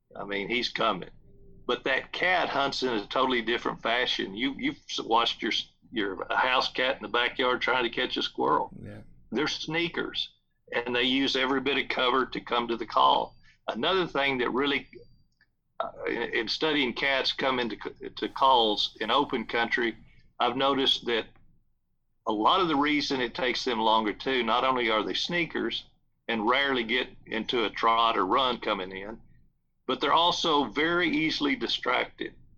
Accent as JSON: {"language": "English", "region": "South Texas", "country": "United States", "tie": "born or raised there", "said": "There's a big ranch that I grew up close to in South Texas"}